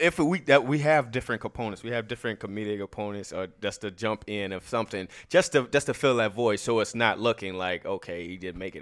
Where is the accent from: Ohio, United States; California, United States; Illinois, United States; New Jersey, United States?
Illinois, United States; Chicago; I'm from Chicago, Illinois.